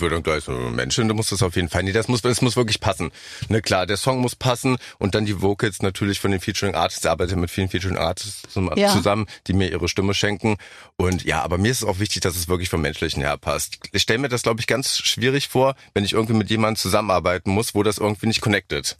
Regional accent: Helmstedt, Lower Saxony, Germany; moved away as an adult; now in Berlin, Germany; Helmstedt bin ich ja. geboren

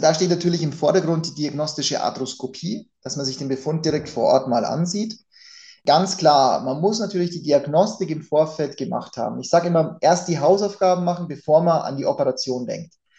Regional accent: Germany; bei uns in Deutschland

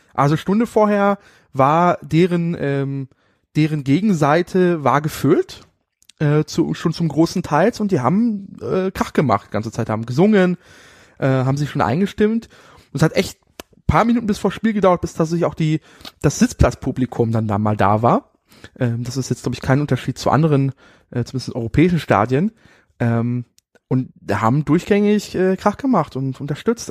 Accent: Berlin, Germany; aus Germany, Berlin

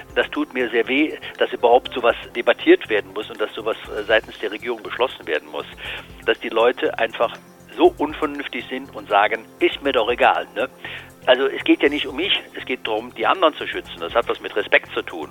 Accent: Cologne, North Rhine-Westphalia, Germany; hier in Köln, Sie wissen, wo ich herkomme

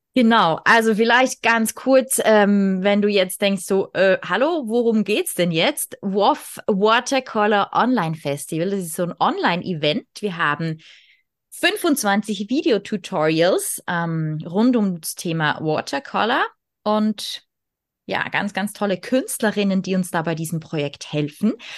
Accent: Switzerland; ich bin aus der Schweiz

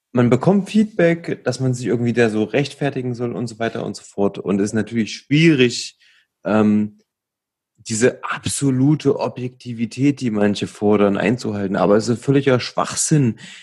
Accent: Leipzig, Saxony, Germany; wir sind ja aus Leipzig

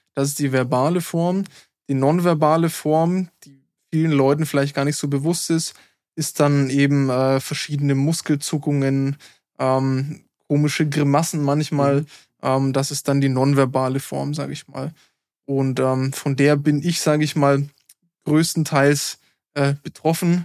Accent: Germany; als Deutscher

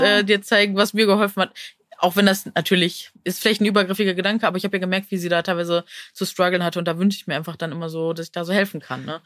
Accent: Neuss, North Rhine-Westphalia, Germany; moved away; aus meiner Heimat, also Neuss

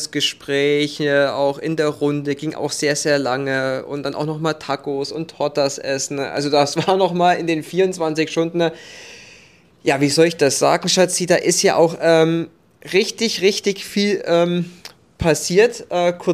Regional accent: Thuringia, Germany; Ja, meine Heimat, Sonneberger Landkreis, ja.

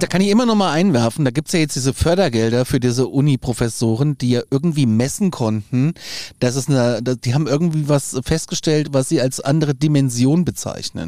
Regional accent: Hesse, Germany; ich bin in Hessen zur Schule gegangen

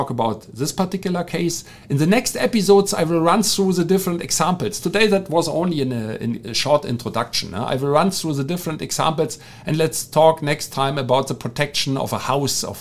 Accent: Germany; accent: German; English is a second language; my German accent

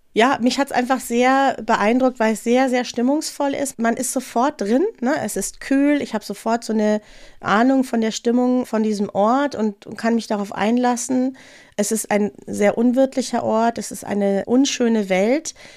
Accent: North Rhine-Westphalia, Germany; now in Munich, Germany; Ich bin ja aus Nordrhein-Westfalen

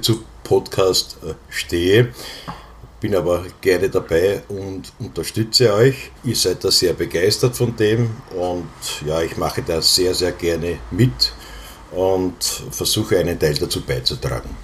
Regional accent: Vienna, Austria; accent: Viennese; bis dato bin ich nur in Simmering gewesen und dort auch aufgewachsen

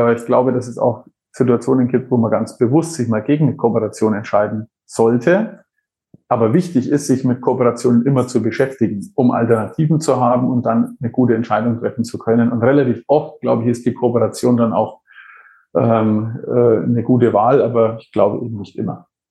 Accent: Franconia, Bavaria, Germany; accent: Franconian; wo ich geboren bin, weil man hörte diesen fränkischen Einschlag ganz wenig.

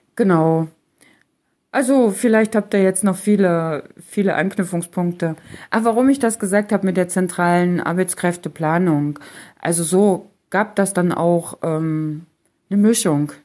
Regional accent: Germany; selbst stamme ja aus der Region Halle-Leipzig.

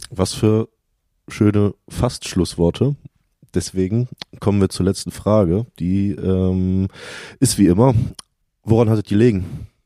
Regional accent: Cologne, North Rhine-Westphalia, Germany; als Kölner ist man eigentlich gar nicht mehr in der Altstadt

